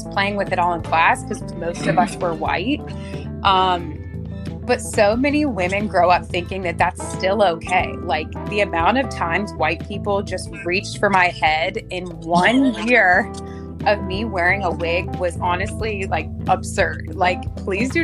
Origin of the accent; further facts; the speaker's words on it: Edgewood, Kentucky, United States; moved away as an adult; also born or lived in Louisville, Kentucky; now in Boston, United States; I'm originally from Edgewood, Kentucky, which is about 10 minutes south of Cincinnati, Ohio